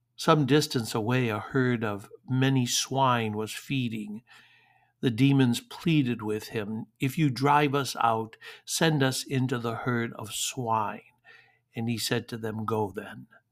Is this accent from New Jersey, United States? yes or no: no; Detroit, Michigan, United States; moved away; growing up in Detroit